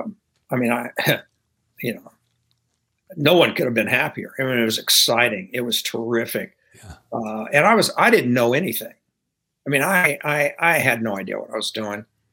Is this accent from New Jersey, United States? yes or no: no; Louisiana, United States; moved away as an adult; from Louisiana